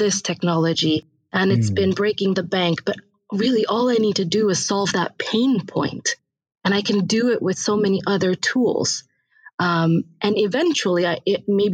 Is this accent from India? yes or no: yes; India; I was born in India, raised there